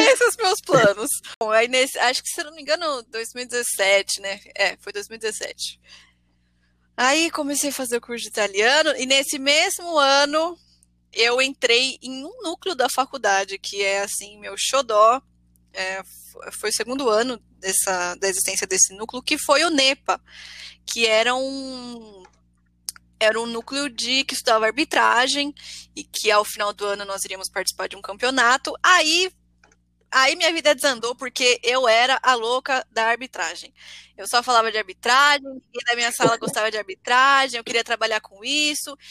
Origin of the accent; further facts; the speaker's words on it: Ribeirão Pires, São Paulo, Brazil; Eu sou de Ribeirão Pires, é uma cidade do ABC, uma cidade pequena